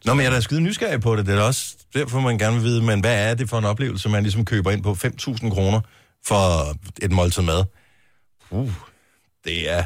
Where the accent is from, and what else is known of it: Funen, Southern Denmark, Denmark